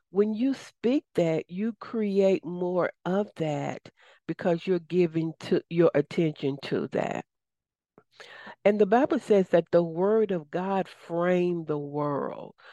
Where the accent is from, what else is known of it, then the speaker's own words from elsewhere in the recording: the South, United States; accent: southern; my southern accent may not align with everybody